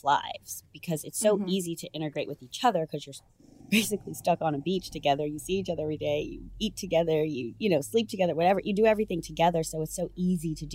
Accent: Chicago, Illinois, United States; moved away; also born or lived in New York / Los Angeles; I'm from Chicago

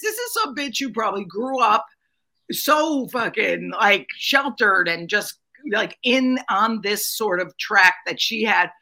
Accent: Connecticut, United States; moved away as an adult; also born or lived in Mount Kisco, New York; I grew up in Connecticut

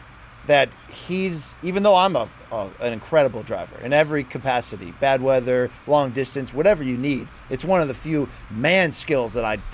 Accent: Naugatuck, Connecticut, United States; drove 17 straight hours from Milwaukee back to my hometown in Naugatuck, Connecticut.

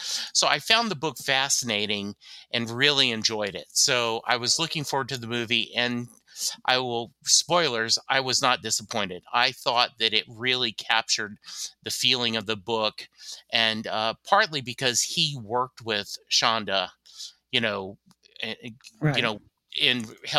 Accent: Louisiana, United States; born there; also born or lived in Germany; I was born in Louisiana. I've lived in the U.S. my whole life, except for like a year in Germany because my dad was stationed there

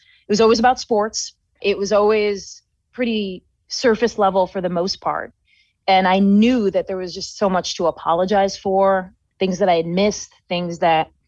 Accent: New York, United States; moved away as an adult; also born or lived in Colorado; I was from New York. And so I went across the country to school

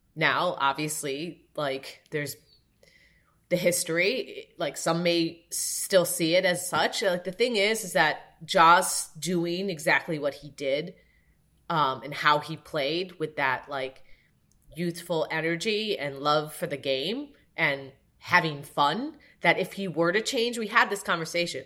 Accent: Evanston, Illinois, United States; I went to Northwestern, and I grew up in Evanston, where Northwestern is

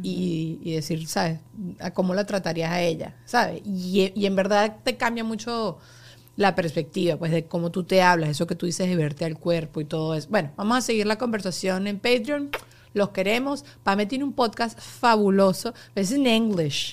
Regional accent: Venezuela; now in United States

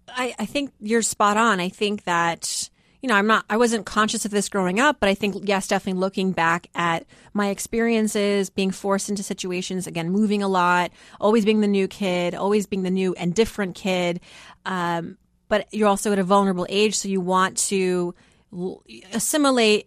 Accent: Worcester, Massachusetts, United States; English is a second language; moved away; also born or lived in Philadelphia; growing up in Worcester, Massachusetts, you know, most people were Irish Catholic.

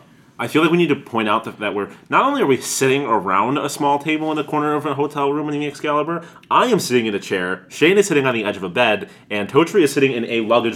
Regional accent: Western New York, United States; moved away; I'm not from the city. I'm from Western New York.

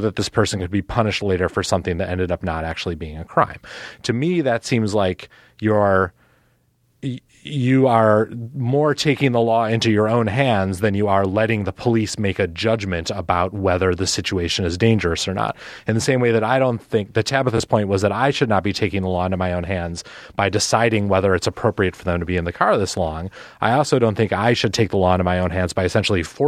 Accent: Milwaukee, Wisconsin, United States; I'm from Milwaukee

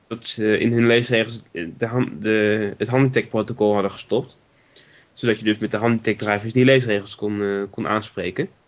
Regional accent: Netherlands; we als Nederlanders

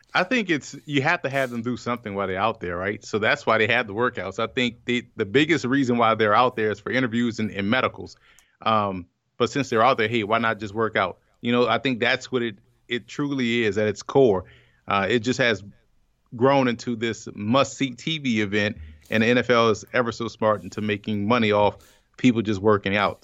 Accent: New Orleans, Louisiana, United States; growing up in New Orleans, a Saints fan

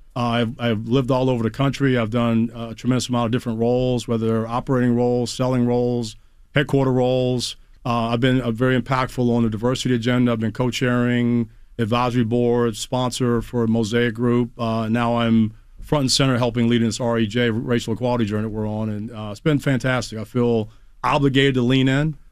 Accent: Washington, District of Columbia, United States; i grew up in the Chocolate City, man. So I'm a DC boy

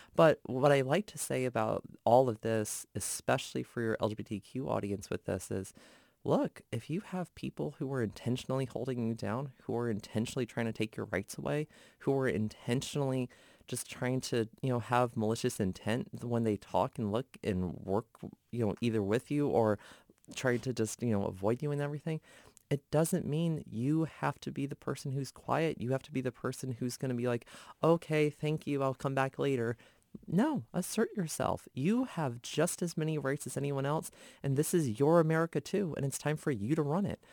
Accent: Gainesville, Virginia, United States; reporting for my hometown newspapers, Gainesville Times, Prince William Times

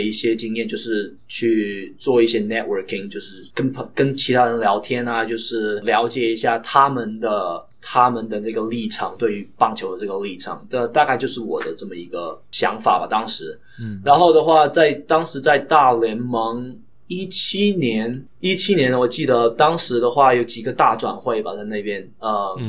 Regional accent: southern China, China; accent: heavy southern accent; 我的普通话又不是很好，对于那个国内的要求来话来说的话，因为我是非常南方的孩子嘛，然后我们的口音就非常重，无可救药的重

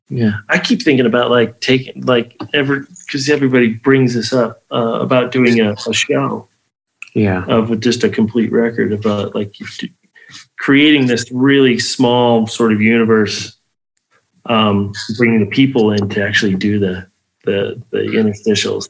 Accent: Las Vegas, Nevada, United States; also born or lived in Nephi, Utah; I left Las Vegas for two years, um, from '86 to '88

